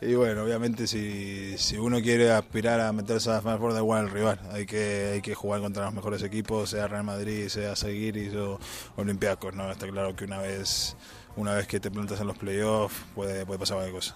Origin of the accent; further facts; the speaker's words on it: Uruguay; now in Spain; En Uruguay, como todo uruguayo, empecé jugando al fútbol.